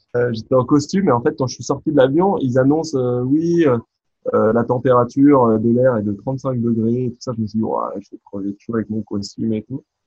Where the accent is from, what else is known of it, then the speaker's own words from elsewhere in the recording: France; un garçon comme moi, bah, né en France, français de culture française